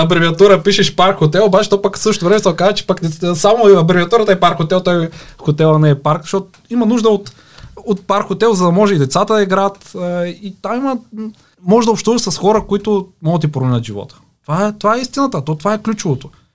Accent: Pleven, Pleven Province, Bulgaria; Аз съм от Плевен

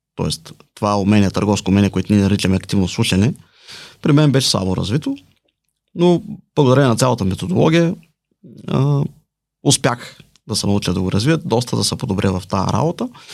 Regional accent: Balchik, Dobrich Province, Bulgaria; now in Plovdiv, Bulgaria; Живея в Плодив, родом съм от Бълчик.

